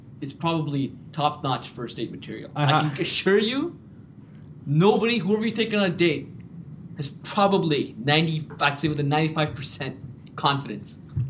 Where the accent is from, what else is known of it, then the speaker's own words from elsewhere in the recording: Hamilton, Ontario, Canada; I'm from Hamilton.